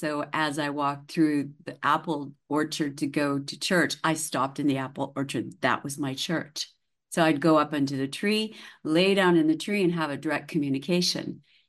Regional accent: the Prairies, Canada; born there; I was born in Canada on the prairies.

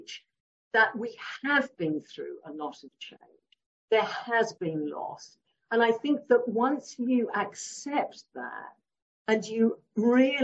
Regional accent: Leigh-on-Sea, East of England, United Kingdom; also born or lived in Warwick; I was born in Lee-on-Sea in Essex

